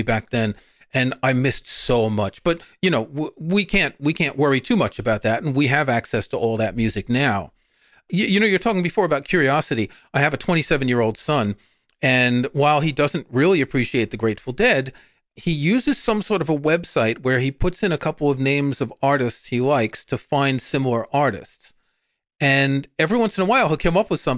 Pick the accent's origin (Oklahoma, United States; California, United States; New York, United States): New York, United States; New York City; growing up in New York